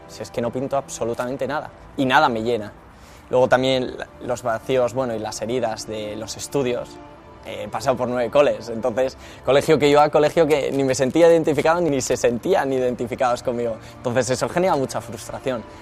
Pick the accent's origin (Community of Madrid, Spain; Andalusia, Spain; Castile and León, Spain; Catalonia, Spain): Community of Madrid, Spain; Madrid; soy de Madrid